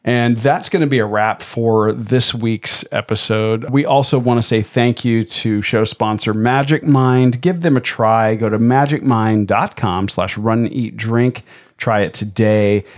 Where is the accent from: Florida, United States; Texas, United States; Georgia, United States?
Florida, United States; Tampa; moved away; my hometown of Tampa